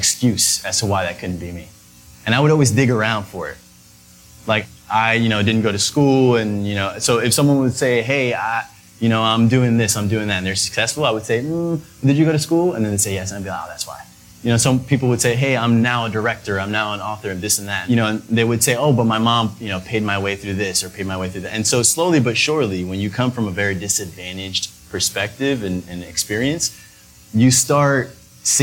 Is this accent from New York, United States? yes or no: yes; New York City, New York, United States; we grew up uptown Manhattan in the Heights